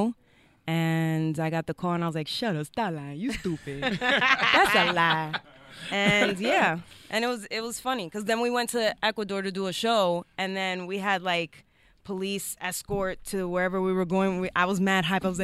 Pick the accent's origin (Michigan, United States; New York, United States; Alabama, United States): New York, United States; New York City; I was born in St. Luke's Hospital, but grew up in the Bronx